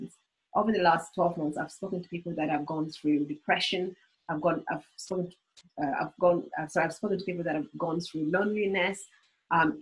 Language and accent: English; Uganda; moved away; I was born in Uganda.